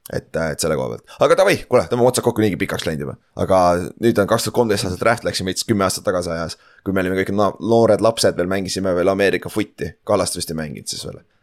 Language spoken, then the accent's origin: Estonian; Estonia; me oleme eestlased